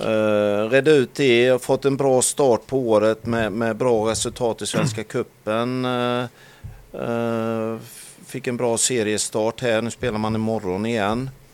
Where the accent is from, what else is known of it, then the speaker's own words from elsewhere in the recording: Halland County, Sweden; som hallänning så har man ju när, under, under, under tiden man har vuxit upp